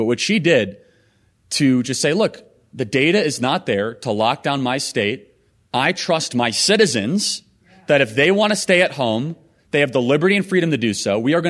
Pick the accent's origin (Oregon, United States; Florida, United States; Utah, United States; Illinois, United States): Illinois, United States; It's an honor to be in South Dakota. I'm originally from Illinois.